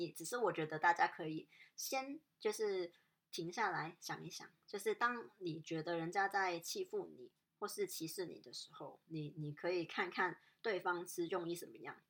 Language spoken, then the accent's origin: Chinese; Hong Kong; 告诉人家说哦我我是香港人，然后然后我我习惯平时可能是这样的